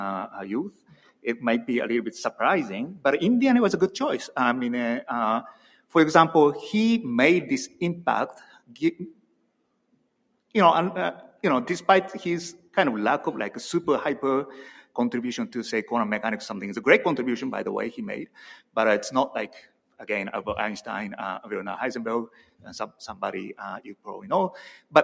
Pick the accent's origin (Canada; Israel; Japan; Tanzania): Japan; English is a second language; moved away; I'm from Japan